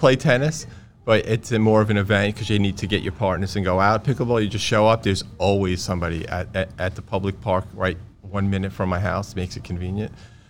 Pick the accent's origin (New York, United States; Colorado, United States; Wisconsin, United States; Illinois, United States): New York, United States; Brooklyn; I grew up in Brooklyn, and there was no athletic trainers anywhere in any public schools